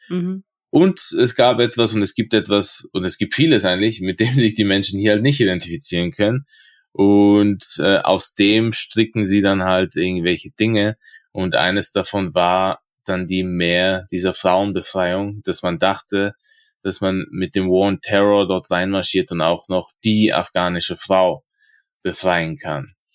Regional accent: Innsbruck, Tyrol, Austria; also ich bin ja aus Innsbruck

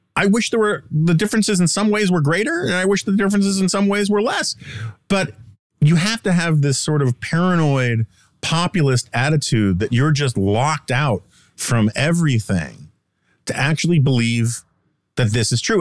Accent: United States; as an American

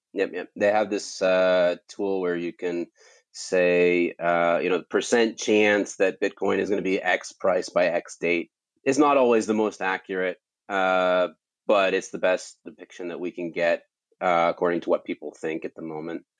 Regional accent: California, United States; moved away; I grew up in California

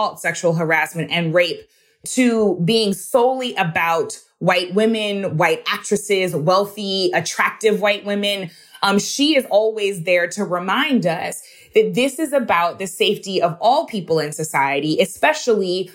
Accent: Missouri, United States; my home state of Missouri

